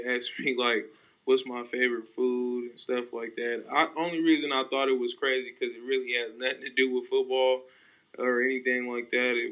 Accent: Stockton, California, United States; I'm I'm from Stockton, California. You know, it's not the it's not the you know best city. Uh, it's very rough, and uh, you you got you you, you learn to, to develop some tough skin

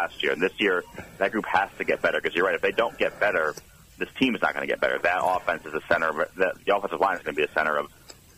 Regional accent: Connecticut, United States; I'm from Connecticut, and I went to Maryland, so I hadn't seen real college football.

